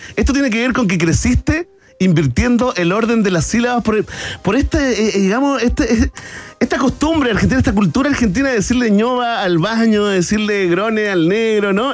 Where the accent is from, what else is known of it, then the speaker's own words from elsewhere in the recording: Chile; como decimos acá en Chile